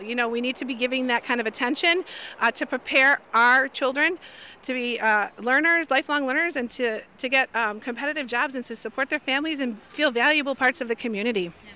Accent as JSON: {"language": "English", "town": "Chicago", "region": "Illinois", "country": "United States", "tie": "born or raised there", "said": "I'm born and raised in Chicago. I love my city"}